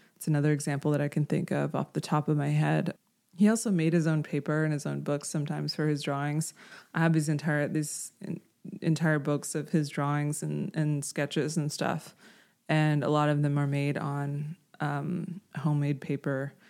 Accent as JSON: {"language": "English", "town": "Houston", "region": "Texas", "country": "United States", "tie": "born or raised there", "said": "I grew up in Houston"}